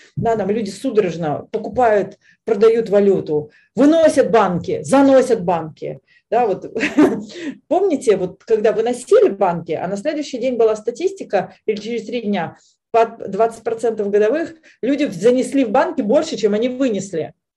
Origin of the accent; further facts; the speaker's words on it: Veliky Novgorod, Novgorod Oblast, Russia; в моем родном городе, в Великом Новгороде